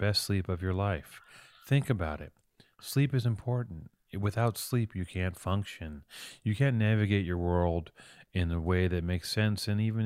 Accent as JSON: {"language": "English", "town": "Los Angeles", "region": "California", "country": "United States", "tie": "born or raised there", "said": "I grew up in Venice and I didn't have any the first time I left Venice was when I started doing graffiti"}